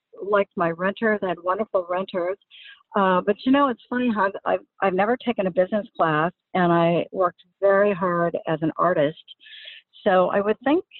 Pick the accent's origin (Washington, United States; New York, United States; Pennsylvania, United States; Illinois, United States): Washington, United States; Seattle; moved away as an adult; also born or lived in Bellevue; now in California, United States; I grew up in the Seattle area. I went to high school in Sammamish High School in Bellevue.